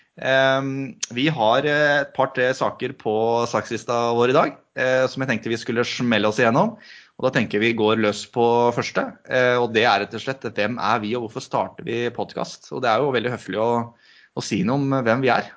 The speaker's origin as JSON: {"language": "Norwegian", "town": "Sigdal", "region": "Buskerud", "country": "Norway", "moved": "yes", "lives_now": "Hokksund, Norway", "said": "kommer eh, fra Sigdal i, i, eh, i hjertet av Buskerud. Og det hører kanskje folk når de, når de hører dialekta mi òg, at dette er ikke noe eikerdialekt"}